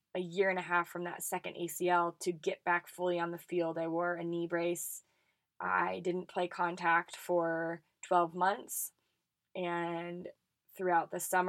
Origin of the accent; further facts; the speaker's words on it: Colorado, United States; I grew up in Colorado playing for the Colorado Rush Soccer Club